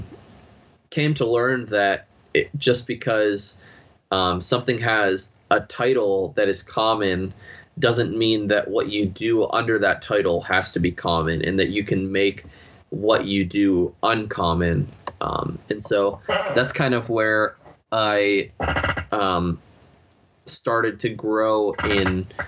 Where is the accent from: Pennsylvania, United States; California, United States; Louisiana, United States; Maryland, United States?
Pennsylvania, United States; moved away; I felt God was calling me back to Pennsylvania, my home state